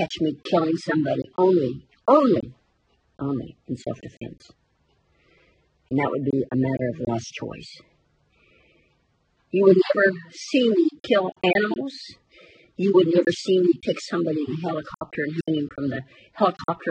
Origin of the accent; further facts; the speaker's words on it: United States; I'm an American